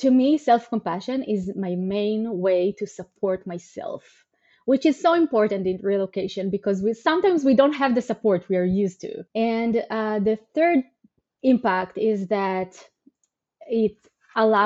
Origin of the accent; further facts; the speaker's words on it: Israel; moved away as an adult; also born or lived in Greater Seattle area, United States; now in Seattle, United States; So I was born and raised in Israel. And 9 years ago, I moved to the US to Greater Seattle